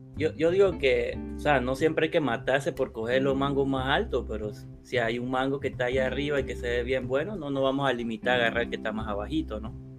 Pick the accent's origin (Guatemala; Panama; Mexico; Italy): Panama; soy panameño